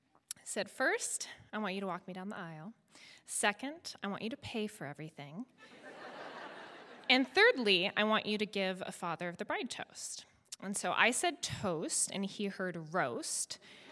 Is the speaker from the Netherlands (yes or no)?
yes; Netherlands; And so we were all a smart bunch, but we grew up very fast in Holland.